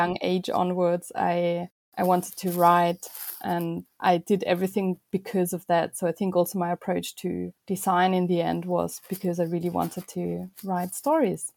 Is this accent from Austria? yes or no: yes; Vienna, Austria; moved away as an adult; now in London, United Kingdom; I was born in Vienna and was raised there as well.